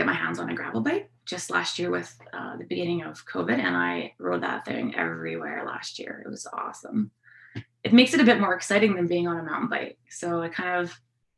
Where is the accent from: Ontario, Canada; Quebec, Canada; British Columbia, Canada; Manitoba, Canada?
British Columbia, Canada; Fernie; I grew up in Fernie and biking kind of started when I was growing up here